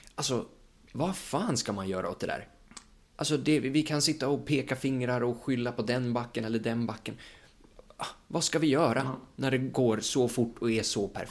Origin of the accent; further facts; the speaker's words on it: Sweden; vi som, liksom, som svenskar